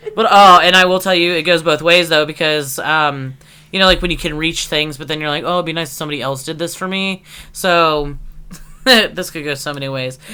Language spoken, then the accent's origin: English; Erie, Pennsylvania, United States; moved away; I grew up in Layer Town, USA, Erie, PA